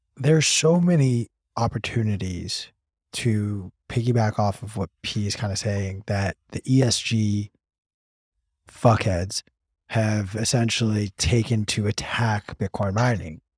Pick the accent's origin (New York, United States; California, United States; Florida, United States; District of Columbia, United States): California, United States; my home state of California